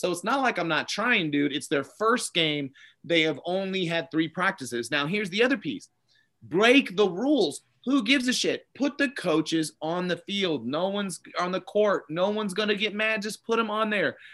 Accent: Missouri, United States; I'm from Missouri

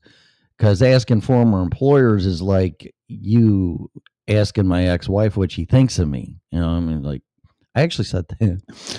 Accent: Illinois, United States; moved away; So first of all, I'm going to say that's my home state and my state that I left.

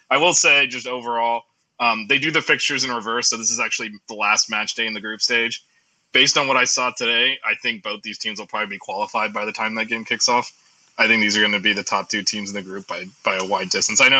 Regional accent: United States; accent: American; my American accent.

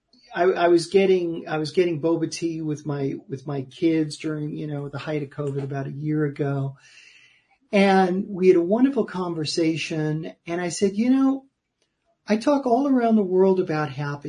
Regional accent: New York City, New York, United States; I'm from New York City. I grew up in Queens

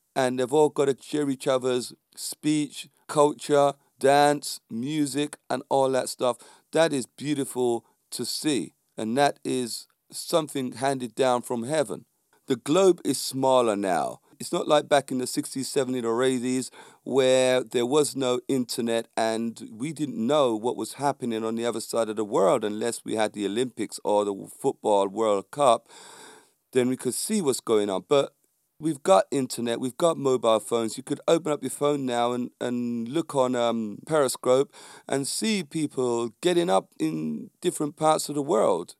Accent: London, United Kingdom; The community I was brought up in was a predominantly black community in, um, a, a road called Landor Road down there in Stockwell, near Clapham, near Brixton.

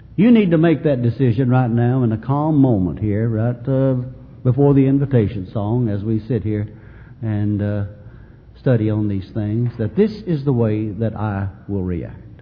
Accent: Mayfield, Kentucky, United States; Mayfield my hometown

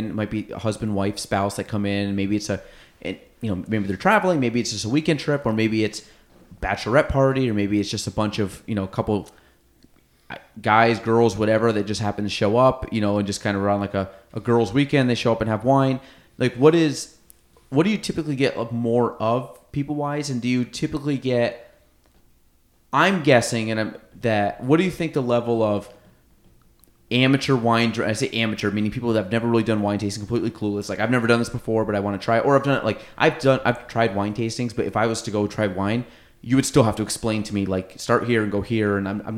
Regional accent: Chazy, New York, United States; I grew up in Chazy

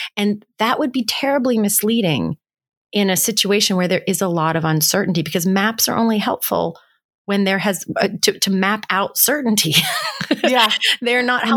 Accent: West Virginia, United States; I grew up in West Virginia

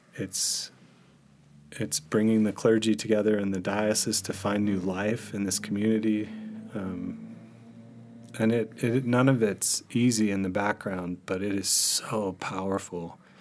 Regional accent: Mississippi, United States; moved away; also born or lived in Arizona / California / Michigan; I was born in Mississippi

